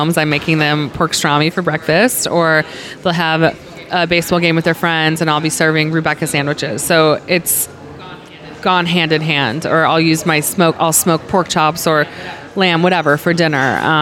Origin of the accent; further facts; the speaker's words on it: Cleveland, Ohio, United States; moved away as an adult; now in Los Angeles, United States; I'm from Ohio